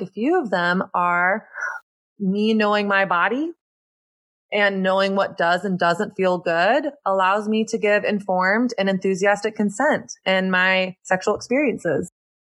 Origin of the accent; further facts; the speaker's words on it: the South, United States; now in New York, United States; It's about me growing up in Southern Christian culture, learning a set of rules that really produced a lot of shame around sex and my body and dating, and getting to a breaking point in my late 20s in New York